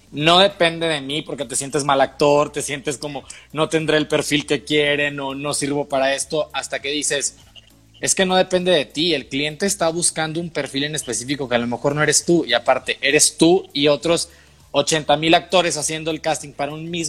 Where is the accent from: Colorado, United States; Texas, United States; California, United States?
Texas, United States; yo soy de la otra costa, ¿no? Yo crecí en Texas